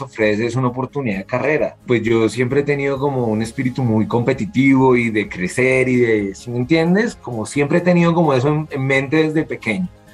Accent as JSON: {"language": "Spanish", "country": "Colombia", "said": "como colombiano"}